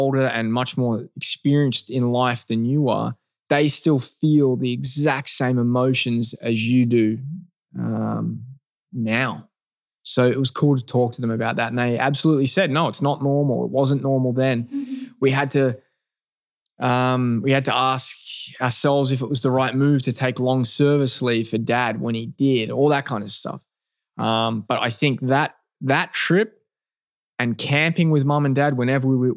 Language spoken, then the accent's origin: English; Melbourne, Victoria, Australia; moved away as an adult; also born or lived in Adelaide, Australia; That's really where I lived most of my life before making the move to America